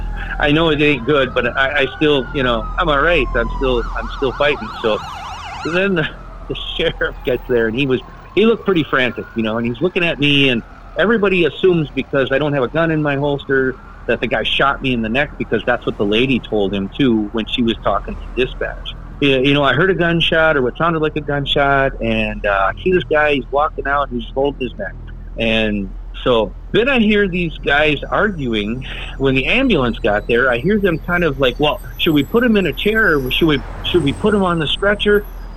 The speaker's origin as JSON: {"language": "English", "town": "Cadott", "region": "Wisconsin", "country": "United States", "said": "carpooling with a guy and another girl that were in my class, and they both were from Stanley, and I was from Cadott."}